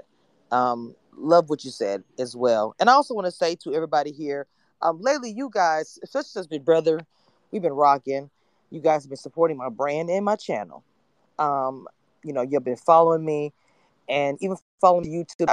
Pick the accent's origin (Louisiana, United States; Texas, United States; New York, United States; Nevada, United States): Louisiana, United States; I'm from Louisiana